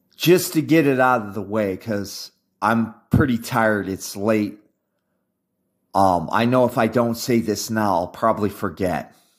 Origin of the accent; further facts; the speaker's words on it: United States; being an American